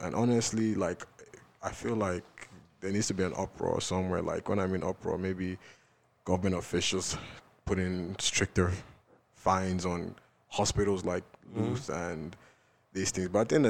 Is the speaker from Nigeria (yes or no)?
yes; Nigeria; So, you know, as a Nigerian, and he was shot by somebody.